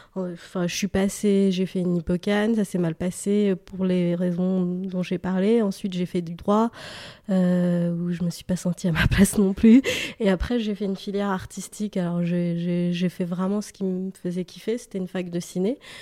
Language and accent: French; Paris, Île-de-France, France; j'ai grandi à Paris une partie de, mon enfance, et puis à l'adolescence, j'ai déménagé en banlieue